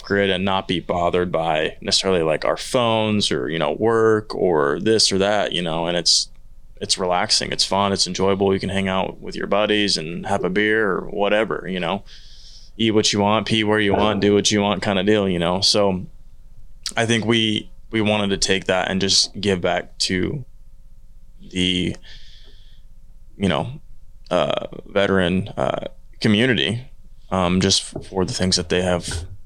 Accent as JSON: {"language": "English", "region": "Oklahoma", "country": "United States", "tie": "born or raised there", "said": "I was born in Bonita, Oklahoma"}